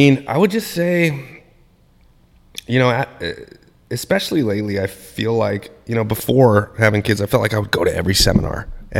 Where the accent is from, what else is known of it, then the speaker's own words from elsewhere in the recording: Idaho, United States; Western Trial Lawyers Association does one in my home state, in Idaho